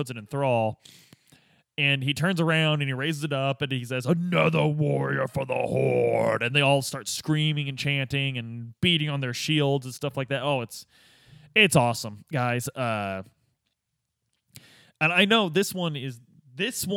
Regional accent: Midwest, United States; growing up in the Midwest

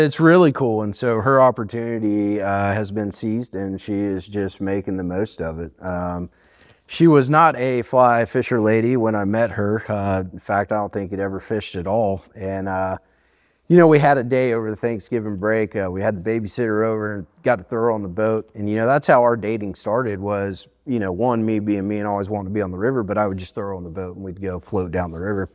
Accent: Fairhope, Alabama, United States; moved away as an adult; also born or lived in Johnson City, Tennessee; now in Bristol, United States; I grew up in a small town in southern Alabama named Fairhope

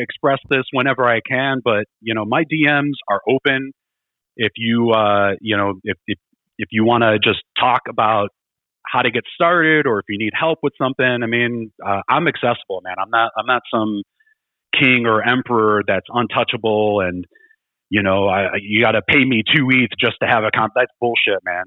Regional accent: Chicago, Illinois, United States; I grew up in Chicago

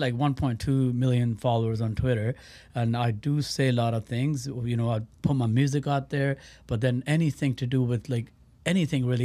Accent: Surrey, British Columbia, Canada; moved away as an adult; also born or lived in Birmingham, United Kingdom; I grew up in Surrey, uh, you know, um, Vancouver area

